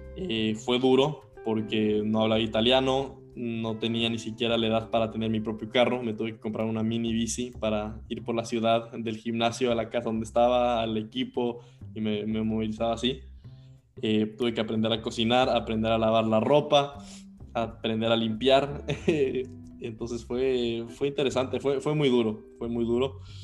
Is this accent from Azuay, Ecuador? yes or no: no; Quito, Pichincha, Ecuador; yo nací en 1999 en Quito, Ecuador